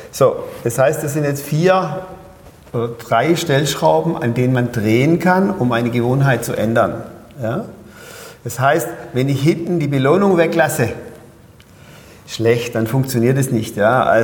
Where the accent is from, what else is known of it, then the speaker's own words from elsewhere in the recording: Pforzheim, Baden-Württemberg, Germany; now in Berlin, Germany; Also ich bin vom, man hört es ja in meinem Dialekt, von Pforzheim nach Berlin umgezogen.